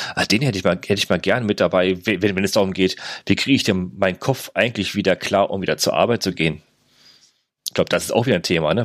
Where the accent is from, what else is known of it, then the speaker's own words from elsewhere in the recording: Germany; bei uns in Deutschland